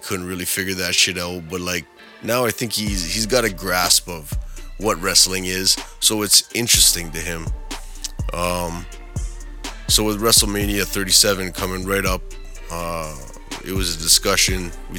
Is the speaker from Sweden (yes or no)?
no; Edmonton, Alberta, Canada; Growing up in Edmonton, of course, we had the Calgary Stampede right there.